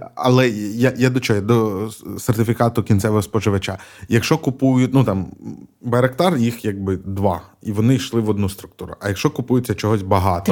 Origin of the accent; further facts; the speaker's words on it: Mykolaiv Oblast, Ukraine; moved away; also born or lived in Odesa; я сам з Миколаївщини